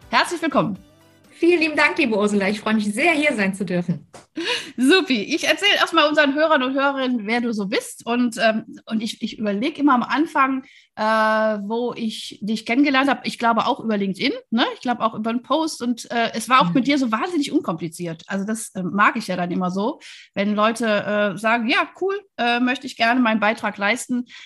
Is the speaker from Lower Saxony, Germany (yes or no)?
no; Wuppertal, North Rhine-Westphalia, Germany; ich komme ja aus Wuppertal, deswegen ich liebe alles, was aus dem Rheinland ist.